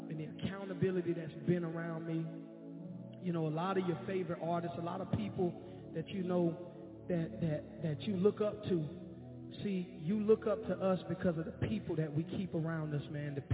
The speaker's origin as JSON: {"language": "English", "town": "Jacksonville", "region": "Florida", "country": "United States", "said": "I'm from Jacksonville, Florida"}